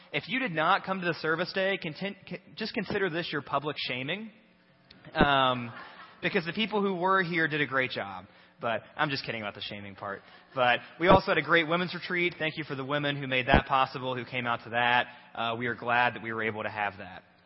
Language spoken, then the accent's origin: English; Batesville, United States; we're from Batesville.